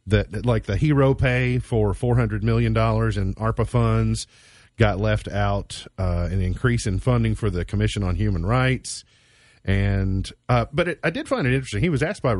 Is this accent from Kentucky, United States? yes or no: yes; Caneyville, Kentucky, United States; I grew up on the south side, southern suburbs of Caneyville. I grew up in Macedonia